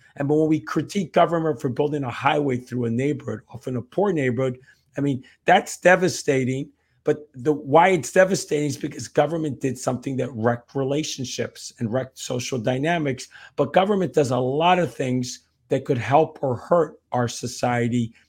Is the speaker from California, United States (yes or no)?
no; New Jersey, United States; also born or lived in New York; When I grew up, um, in New York and then New Jersey, back to New Jersey again